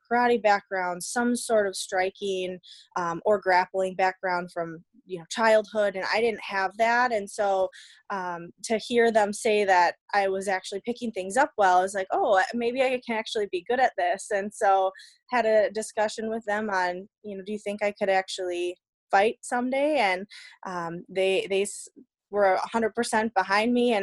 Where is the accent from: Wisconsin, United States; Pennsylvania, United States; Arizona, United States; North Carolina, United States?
Wisconsin, United States; Darboy; grew up in a little town called Darboy